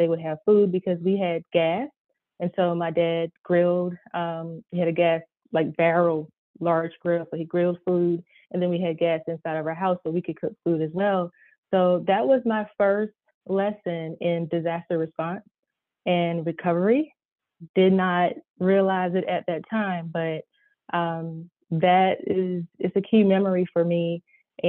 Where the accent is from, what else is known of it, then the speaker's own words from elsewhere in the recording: Florence, South Carolina, United States; But in South Carolina, I grew up in Florence